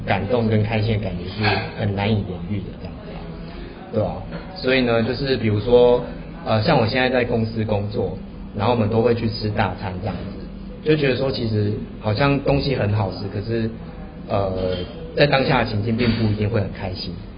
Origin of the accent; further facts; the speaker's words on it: southern Taiwan, Taiwan; now in Taipei, Taiwan; 因为以前本身是男不小孩，所以就是，呃，变老师也没有那么多，然后到北部之后